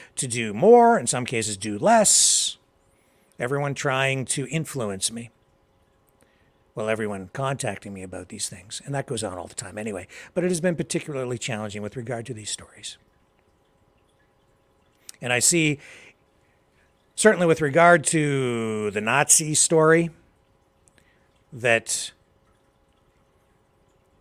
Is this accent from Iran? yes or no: no; Canada; I am a Canadian. I live here.